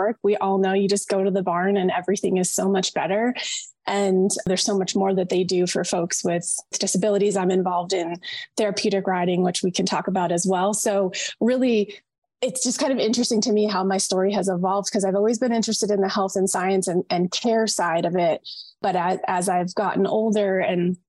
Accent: Vermont, United States; moved away; also born or lived in Massachusetts; I grew up in Vermont

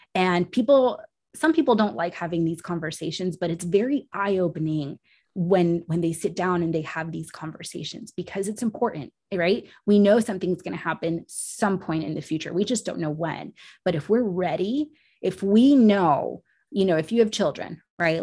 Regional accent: Puerto Rico; I was born in Puerto Rico

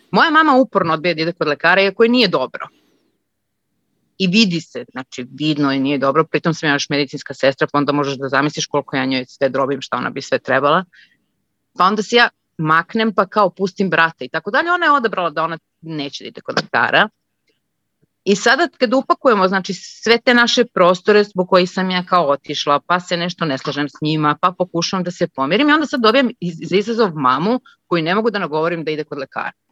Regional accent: Belgrade, Serbia; moved away as an adult; also born or lived in Croatia; now in Munich, Germany; trenutno živim u Minhenu, ali veliki izazov imam sa uopšte sa našim prostorima. Rodom sam iz Hrvatske, odrasla sam u Beogradu

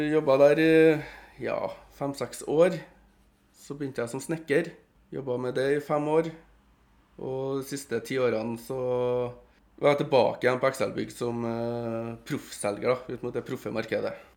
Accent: Trondheim, Trøndelag, Norway; Jeg kommer jo fra Ranheim-sida i Trondheim

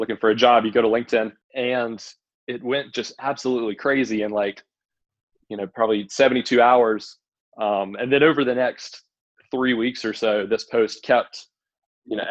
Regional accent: Columbia, South Carolina, United States; moved away as an adult; also born or lived in Indiana; I'm originally from Columbia, South Carolina

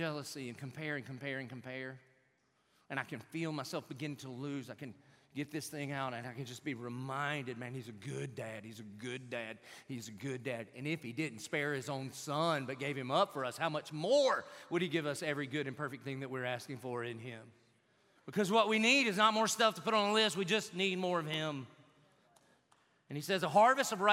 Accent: Southern, United States; Being Southern

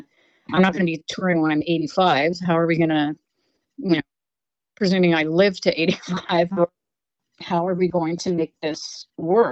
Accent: Canada

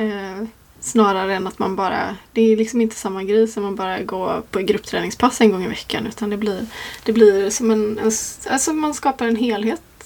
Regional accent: Gränna, Jönköping County, Sweden; moved away as an adult; also born or lived in London; jag ville bort från, från Gränna där jag är uppvuxen.

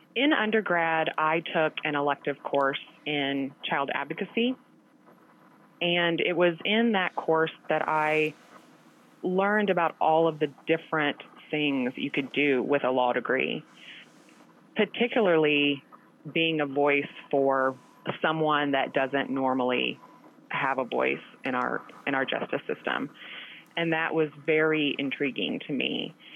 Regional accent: Chaffee, Missouri, United States; moved away as an adult; also born or lived in Columbia, Missouri; now in Kansas City, United States; I grew up in a very small town in the southeastern part of Missouri called Chaffee

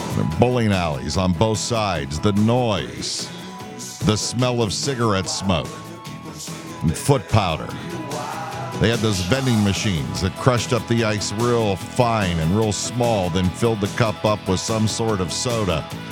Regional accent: West Middlesex, Pennsylvania, United States; growing up in West Middlesex

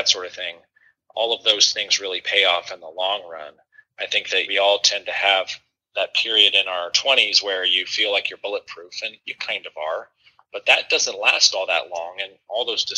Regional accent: Oregon, United States; moved away as an adult; also born or lived in Kentucky; now in Louisville, United States; I grew up out in Oregon, more or less.

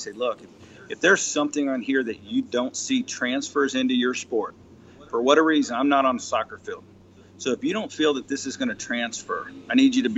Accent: Laurel, Mississippi, United States; my hometown, which is here in Laurel, Mississippi

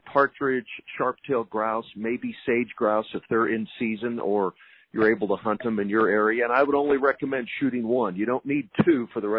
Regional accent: Texas, United States; I'm a Texan through and through. I'll never leave the state of Texas

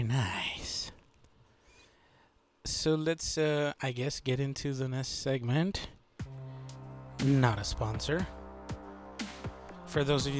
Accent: Texas, United States; I'm from Texas

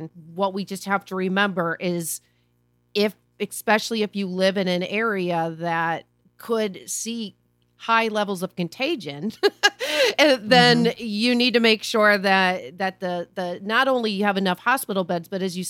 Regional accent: Missouri, United States; Hey, I'm from Missouri. I'm in St. Louis right now.

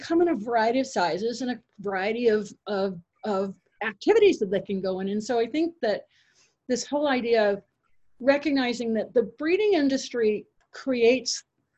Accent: Fairfield County, Connecticut, United States; I grew up in Fairfield County, Connecticut.

